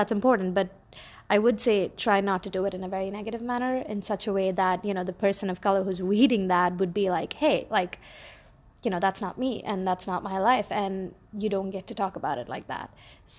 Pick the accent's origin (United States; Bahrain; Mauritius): Bahrain; I am an Indian by origin, but I grew up in the Middle East in a little island called Bahrain.